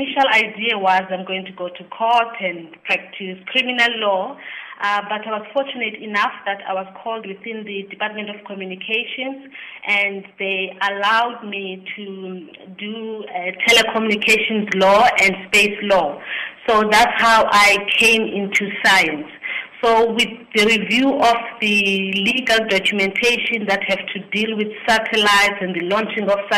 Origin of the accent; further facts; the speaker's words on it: King William's Town, Eastern Cape, South Africa; now in Pretoria, South Africa; I'm from the Eastern Cape, in the place called King Williamstown